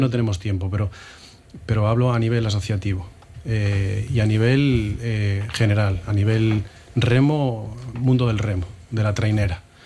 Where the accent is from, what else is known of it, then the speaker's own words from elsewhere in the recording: Moaña, Galicia, Spain; En mi pueblo era hacer fútbol o hacer remo, cuando yo empecé en el remo